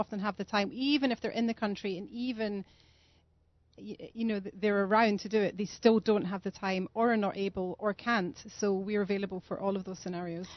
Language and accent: English; Scotland, United Kingdom; also born or lived in London; now in Modi'in, Israel; I'm from Scotland